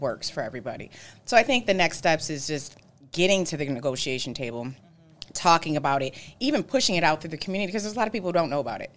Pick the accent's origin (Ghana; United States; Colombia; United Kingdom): United States; Buffalo, New York; I'm born and raised in Buffalo